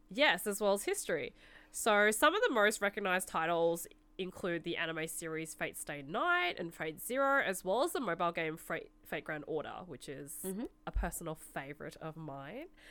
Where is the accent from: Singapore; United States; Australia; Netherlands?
Australia; Melbourne, Victoria; I'm actually from Melbourne